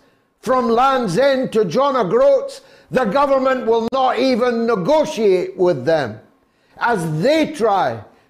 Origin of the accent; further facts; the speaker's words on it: United Kingdom; who in all weathers, and because we're British, oftentimes in shorts, in sub-zero temperatures, bring your mail to your door every day